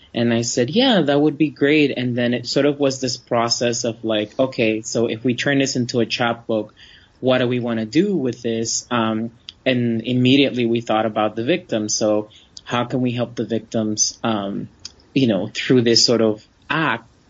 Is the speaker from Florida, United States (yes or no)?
yes; Florida, United States; I grew up in Florida